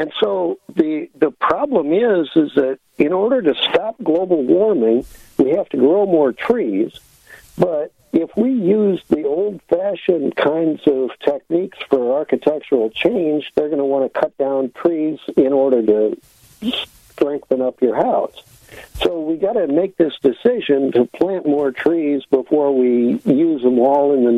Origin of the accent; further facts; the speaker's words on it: St. Louis, Missouri, United States; also born or lived in Illinois; I was brought up in St. Louis